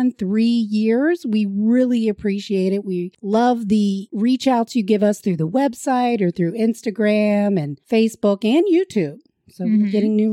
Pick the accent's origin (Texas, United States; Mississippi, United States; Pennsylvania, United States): Pennsylvania, United States; South Central; where we're from South Central Pennsylvania